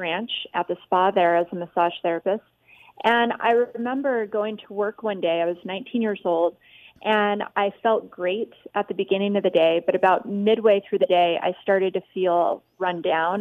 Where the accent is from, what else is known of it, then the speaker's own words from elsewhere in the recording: Las Vegas, Nevada, United States; growing up in Vegas